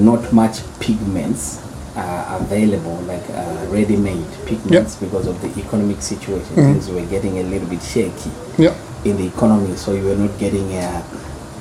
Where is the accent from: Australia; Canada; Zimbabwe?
Zimbabwe; moved away as an adult; also born or lived in United States; now in Vienna, Austria; I'm born and bred in Zimbabwe.